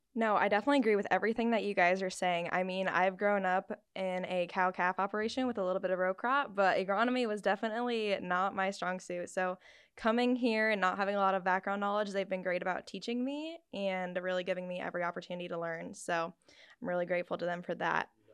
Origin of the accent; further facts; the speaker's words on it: Iowa, United States; I'm also from Iowa